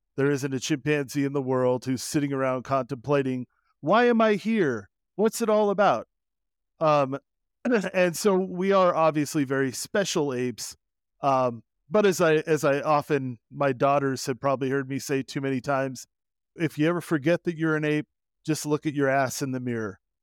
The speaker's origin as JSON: {"language": "English", "region": "Southern Oregon", "country": "United States", "tie": "born or raised there", "also_born_or_lived": "California", "said": "I grew up in Southern Oregon, as I like to say, like most Oregonians, I was born in California and then raised in Oregon."}